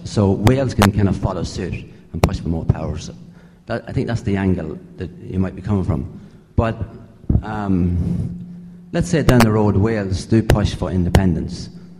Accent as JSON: {"language": "English", "country": "Ireland", "said": "Hi, Sean, I'm Irish."}